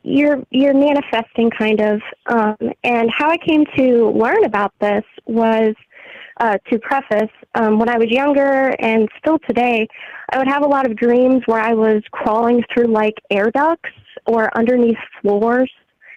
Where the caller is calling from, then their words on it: St. Louis, Missouri, United States; calling from St. Louis, Missouri.